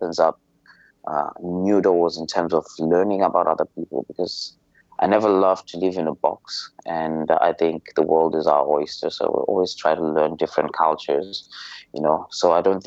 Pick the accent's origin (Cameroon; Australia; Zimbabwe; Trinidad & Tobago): Zimbabwe; moved away as an adult; now in Malaysia; I'm from Zimbabwe, and I've been in Malaysia for the last 10 years